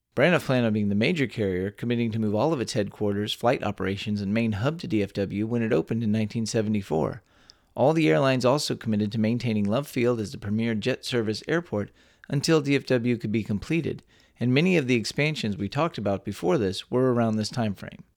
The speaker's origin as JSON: {"language": "English", "region": "Texas", "country": "United States", "tie": "born or raised there"}